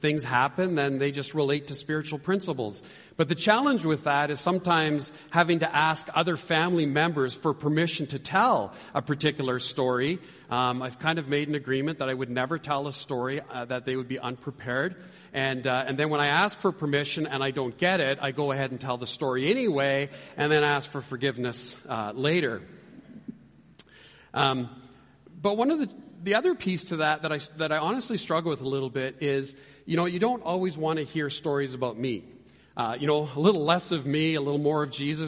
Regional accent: Canada; moved away; I'm from Canada

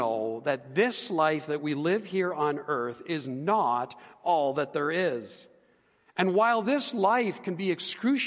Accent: Edmonton, Alberta, Canada; I grew up here in Edmonton. I was born and raised

